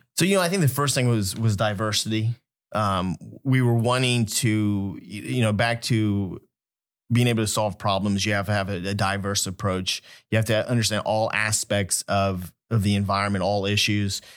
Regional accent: Wichita, Kansas, United States; moved away as an adult; also born or lived in California; originally, I was born in California, grew up in Wichita, Kansas

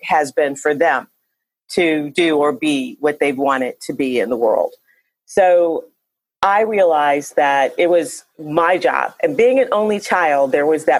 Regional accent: Cleveland, Ohio, United States; moved away as an adult; also born or lived in Atlanta; now in Chicago, United States; I grew up in Cleveland, Ohio

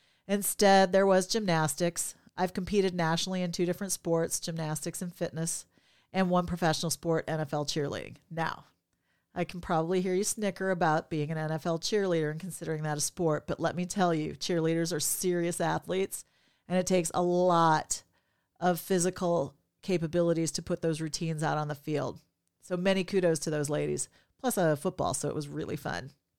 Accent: Minnesota, United States; born there; I was born in Minnesota, the state of hockey, and having lived in many states

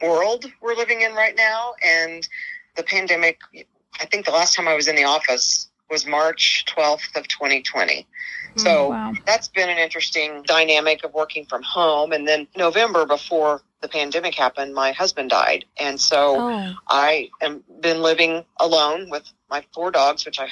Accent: Oklahoma City, Oklahoma, United States; also born or lived in Tulsa, Oklahoma; I was born in Tulsa, Oklahoma at St. Francis Hospital, the Big Pink Hospital. And when I was three, my parents divorced. And so my mom and I moved to Oklahoma City

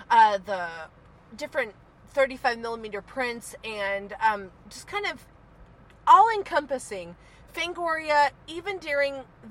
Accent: Oklahoma, United States; growing up in Oklahoma as like a Baptist kid

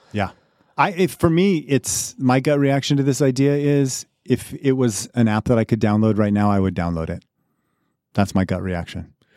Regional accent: Colorado, United States; moved away; I grew up in Colorado, so we had Safeway and King's Supers

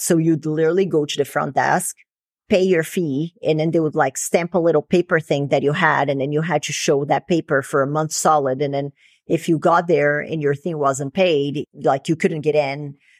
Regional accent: Brazil; moved away; growing up in Brazil

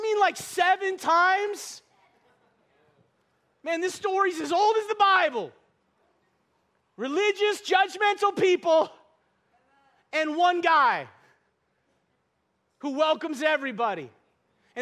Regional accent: North Dakota, United States; moved away; I'm from North Dakota.

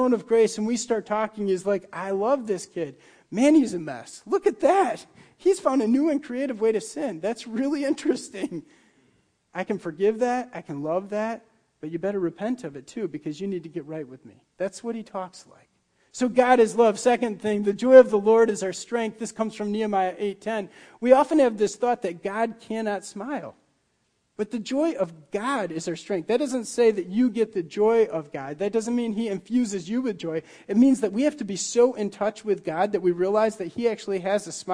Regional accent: Muskegon, Michigan, United States; moved away; Where I grew up in Michigan was right along Lake Michigan, and in the Muskegon Harbor

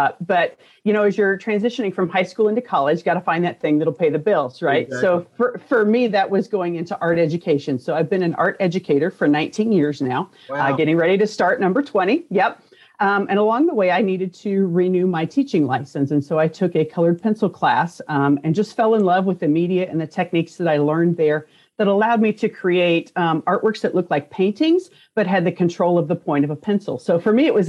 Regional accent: Concordia, Kansas, United States; I'm from Concordia, Kansas, which for most people, you don't know where that's at. It's a very small rural town

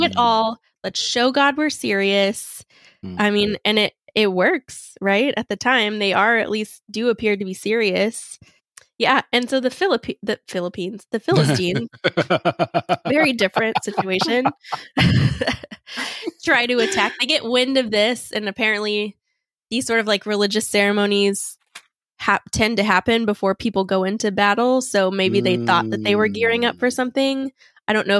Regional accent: Texas, United States; I'm also from Texas

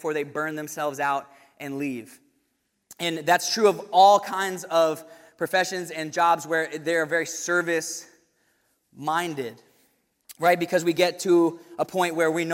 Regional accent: Williamsburg, Virginia, United States; going to William & Mary in my hometown

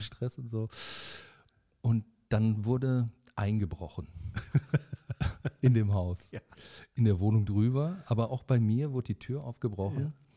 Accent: Paderborn, North Rhine-Westphalia, Germany; moved away as an adult; now in Bonn, Germany; in Paderborn, da wo, ja. ich, wo ich ja wegkomme

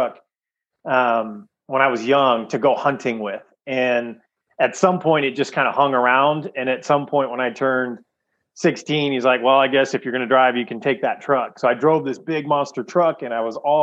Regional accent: Sacramento, California, United States; I grew up in Sacramento, California

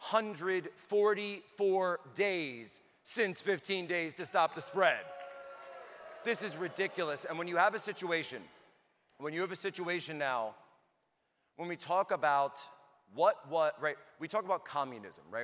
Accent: Philadelphia, Pennsylvania, United States; also born or lived in China; I'm a kid from the Philadelphia area

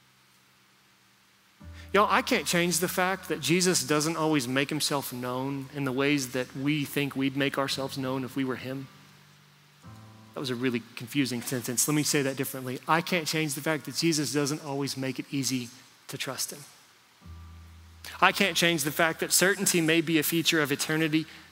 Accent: United States; I grew up in America

